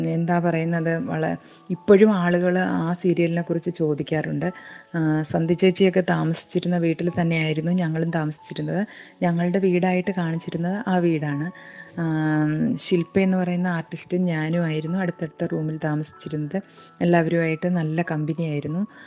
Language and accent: Malayalam; Thottappally, Kerala, India; ആലപ്പുഴ ജില്ലയിലെ തോട്ടപ്പള്ളി എന്ന ഒരു കൊച്ചു ഗ്രാമത്തിലാണ് ഞാൻ ജനിച്ചത്